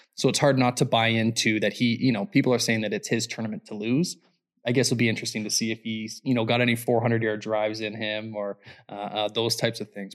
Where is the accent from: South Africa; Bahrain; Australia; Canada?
Canada